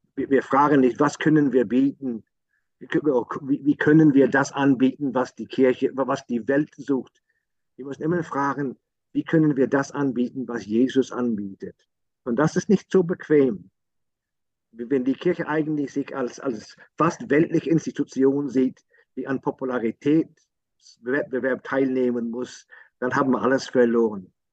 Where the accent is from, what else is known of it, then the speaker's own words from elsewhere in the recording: Northern Ireland, United Kingdom; German is a second language; Bei uns im Norden waren, waren, waren die Katholiken eher eine Gesellschaft